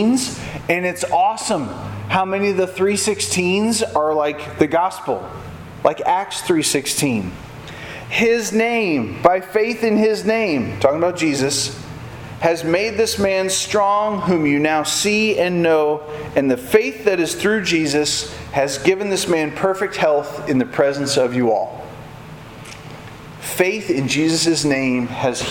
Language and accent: English; Evansville, Indiana, United States; we're from Evansville.